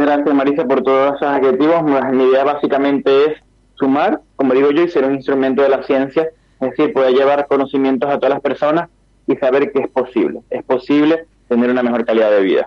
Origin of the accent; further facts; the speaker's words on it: Venezuela; yo que soy venezolano